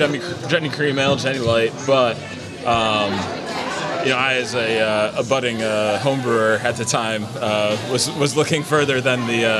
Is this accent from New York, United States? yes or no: no; Allentown, Pennsylvania, United States; I'm from Allentown.